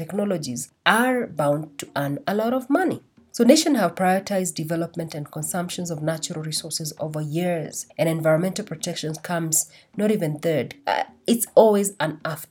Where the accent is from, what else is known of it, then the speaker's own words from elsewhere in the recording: Kenya; while I was growing up in Kenya